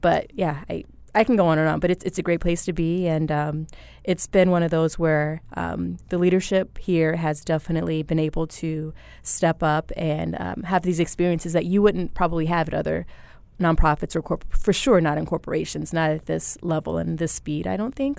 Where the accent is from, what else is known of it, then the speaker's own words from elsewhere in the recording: Phoenix, Arizona, United States; also born or lived in Pine Bluff, Arkansas; I wasn't born in Phoenix, but I've lived here since I was, like, in fourth grade. So, I grew up in Phoenix